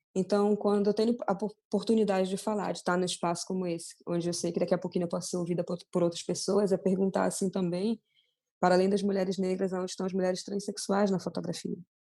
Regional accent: Belém, Pará, Brazil; moved away; eu sou de Belém

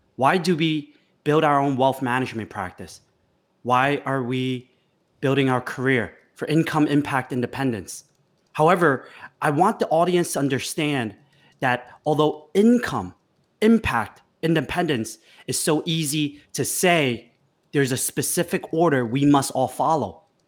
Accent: United States; growing up in America

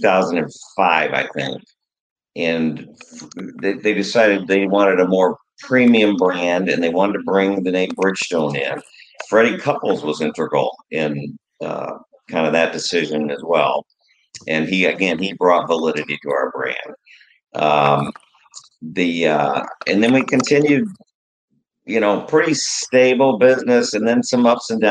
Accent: St. Louis, Missouri, United States; I said, St. Louis

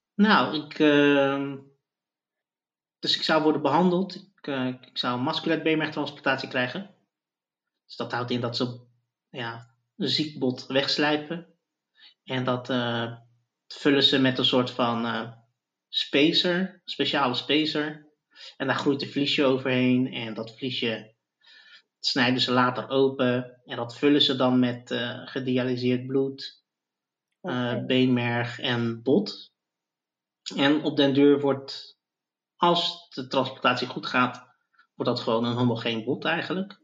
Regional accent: Zoetermeer, South Holland, Netherlands; now in The Hague, Netherlands; ik ben opgegroeid in Zoetermeer

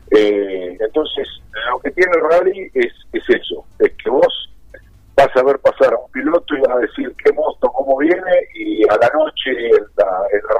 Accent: Chivilcoy, Buenos Aires Province, Argentina; que soy chilencoyano de 100 kilómetros

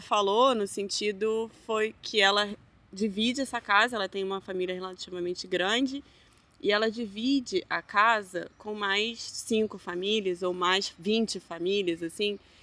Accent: Rio de Janeiro, Brazil; moved away as an adult; now in Hamburg, Germany; Aí eu, não, Rio.

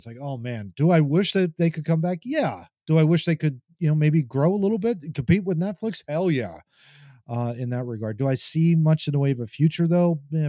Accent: Oreland, Fort Washington area, Pennsylvania, United States; growing up in the Orland, Fort Washington area.

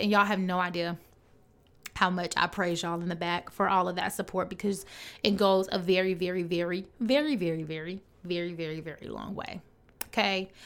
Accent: Chicago, Illinois, United States; I'm from Chicago, so I say growth, but it's growth

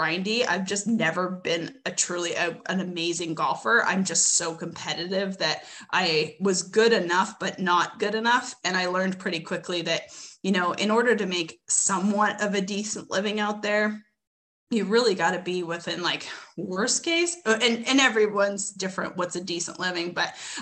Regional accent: Edmonton, Alberta, Canada; moved away as an adult; also born or lived in Westlock, Alberta / Arkansas; I'm originally from Edmonton, Alberta. I came down to college in 2002 or three

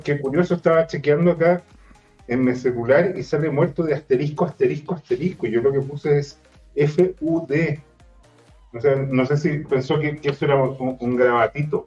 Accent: Los Ríos and Los Lagos regions, southern Chile, Chile; now in Santiago, Chile; la región de los ríos y de los lagos, donde yo nací

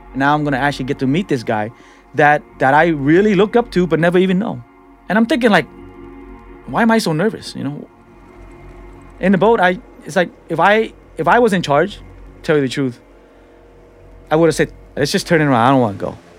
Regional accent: San Francisco, California, United States; also born or lived in Cambodia; I'm a guy from the Tenderloin

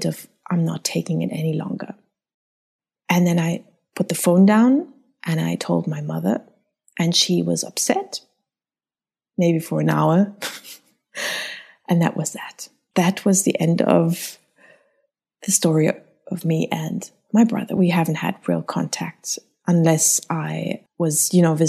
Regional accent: South Africa; I was born in South Africa. I'm German by descent

